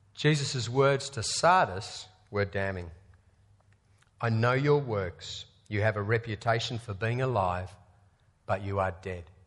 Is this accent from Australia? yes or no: yes; Australia; as an Australian sport fan